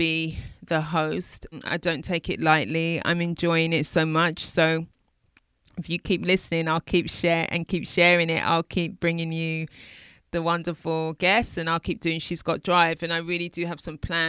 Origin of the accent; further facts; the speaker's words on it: London, United Kingdom; I'm from East London